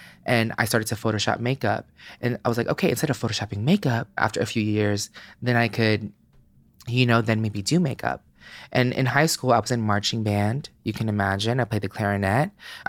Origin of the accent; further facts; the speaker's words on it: Philippines; Hell no. I'm Filipino. Like I had to do the shit behind their back.